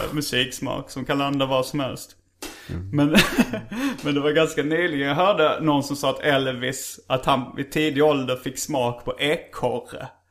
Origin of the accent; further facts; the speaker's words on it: Hjärup, Skåne, Sweden; som vi spelar sönder rätt mycket på vinylspelaren hemma i Hjärup